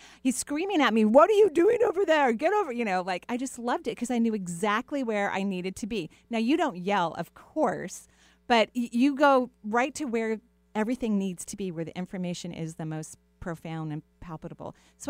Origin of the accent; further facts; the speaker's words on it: United States; Washington people, I kind of think that we're a little passive aggressive.